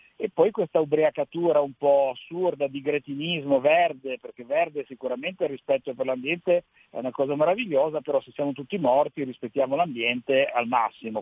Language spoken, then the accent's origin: Italian; Genoa, Liguria, Italy; Siamo genovesi, siamo liguri